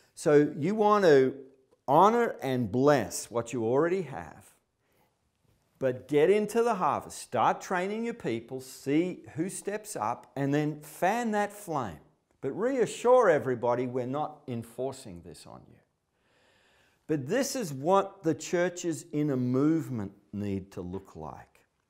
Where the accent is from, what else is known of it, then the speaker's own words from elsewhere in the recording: Melbourne, Victoria, Australia; I'm from Melbourne, a major city in, in, in Australia.